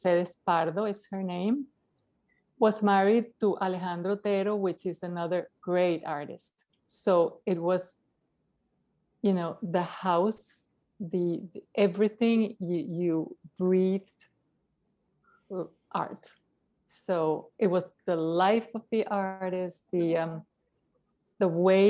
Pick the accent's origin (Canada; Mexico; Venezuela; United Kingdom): Venezuela; Caracas, Capital District; moved away; I'm from Caracas, Venezuela